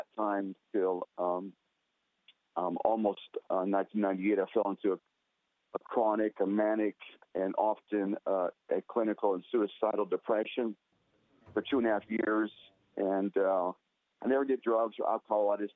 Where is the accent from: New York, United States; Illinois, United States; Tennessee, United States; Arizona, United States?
Arizona, United States; Scottsdale; here in my hometown of Scottsdale, Arizona